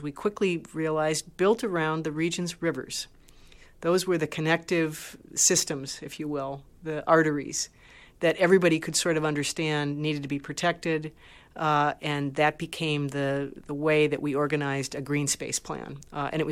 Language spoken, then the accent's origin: English; Great Lakes region, Midwest of the U.S., United States; I grew up around the Great Lakes. I'm from the Midwest of the U.S.